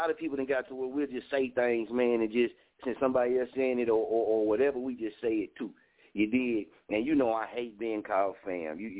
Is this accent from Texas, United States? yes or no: yes; Dallas, Texas, United States; I'm from Dallas